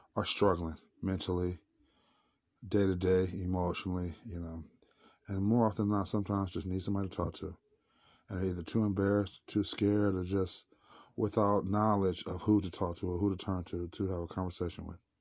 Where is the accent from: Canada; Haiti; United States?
United States; St. Louis, Missouri; Saint Louis, Missouri, my hometown